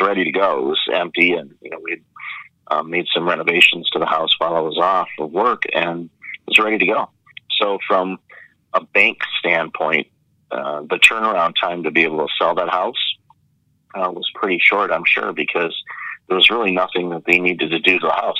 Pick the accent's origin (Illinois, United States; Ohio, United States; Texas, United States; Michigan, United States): Michigan, United States; Detroit; moved away as an adult; now in Toronto, Canada; I grew up I grew up in Detroit, so grew up with the Red Wings